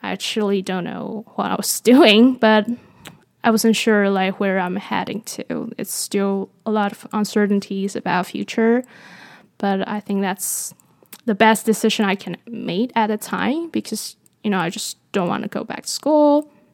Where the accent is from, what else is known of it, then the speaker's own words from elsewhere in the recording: Taiwan; moved away; I was born in Taiwan, and I grew up in Taiwan.